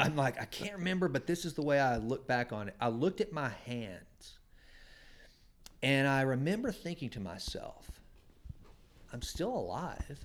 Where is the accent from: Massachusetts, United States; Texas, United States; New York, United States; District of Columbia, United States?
Texas, United States; Sulphur Springs; I grew up in First Baptist Church, Sulphur Springs, Texas